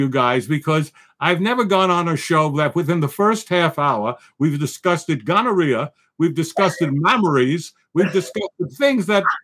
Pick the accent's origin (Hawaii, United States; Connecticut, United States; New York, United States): New York, United States; Bronx; I'm a Bronx guy